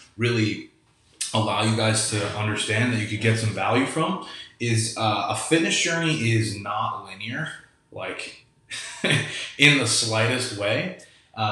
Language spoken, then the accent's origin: English; New York, United States; also born or lived in Kelowna, British Columbia; now in Florida, United States; I grew up in New York and I live in Florida